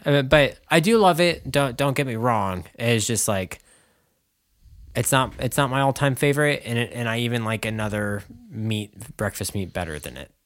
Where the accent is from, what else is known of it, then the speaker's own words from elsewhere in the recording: United States; I'm American and not French